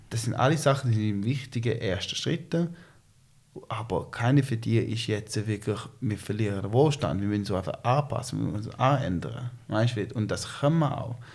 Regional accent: China; Ich bin in China aufgewachsen. Mein Vater ist mit der Schweizer Firma Roche, äh, sind wir auf ähm, China ausgewandert. Ich bin ein Kind Globalisierung.

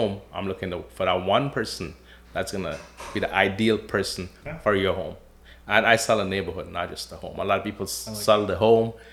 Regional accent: Guyana; also born or lived in Toronto, Canada / Windsor, Canada; now in Lakeshore, Canada; I was born in Guyana, South America, came to Canada in 1987, lived in Toronto up until 2003

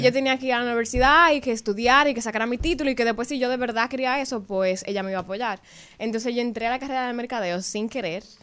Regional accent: Santiago, Dominican Republic; yo soy de Santiago

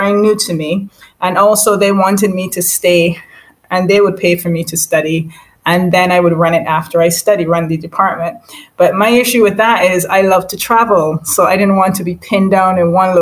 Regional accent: Barbados; moved away as an adult; also born or lived in St. Michael, Barbados / St. George, Barbados / United Kingdom; I am from Barbados, and originally, well, born in St. Michael, born and raised half in St. Michael, and then in St. George.

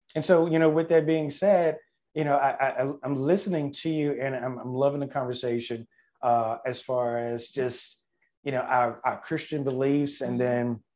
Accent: Louisiana, United States; growing up in Louisiana

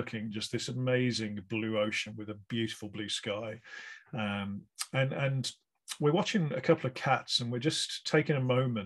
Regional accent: West Bromwich, West Midlands, United Kingdom; I'm from West Bromwich myself

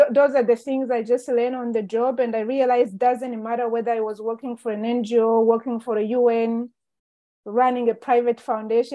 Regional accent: Rwanda; I was born and raised in Rwanda and growing up in Rwanda

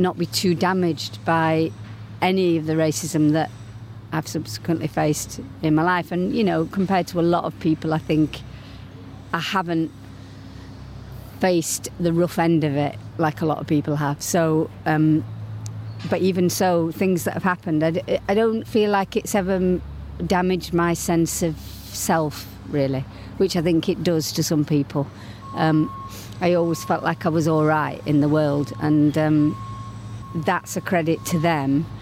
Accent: Leeds, Yorkshire and the Humber, United Kingdom; moved away; my childhood in the 50s, growing up in Leeds

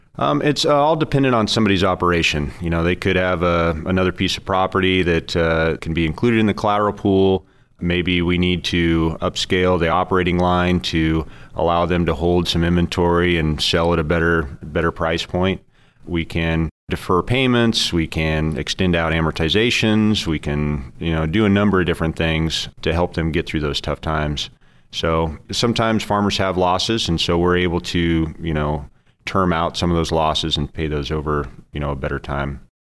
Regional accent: Orland, California, United States; also born or lived in Oregon / Patterson, California / Turlock, California; I grew up in Northern California, small town at Orland, West Chico

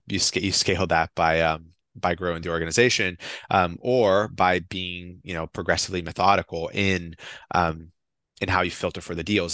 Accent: Brazil; now in United States; I'm from Brazil.

